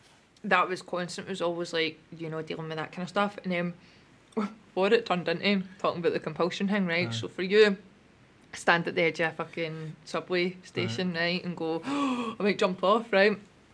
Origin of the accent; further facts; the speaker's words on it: Wishaw, Scotland, United Kingdom; I'm from Wishaw.